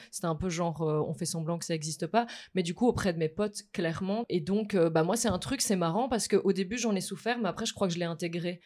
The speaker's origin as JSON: {"language": "French", "town": "Mons", "region": "Wallonia", "country": "Belgium", "moved": "yes", "said": "je viens pas du tout de la capitale de base. Je viens de Mons"}